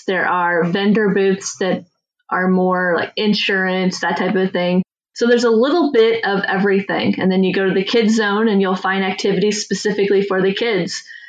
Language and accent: English; Auburn, Indiana, United States; that's my hometown.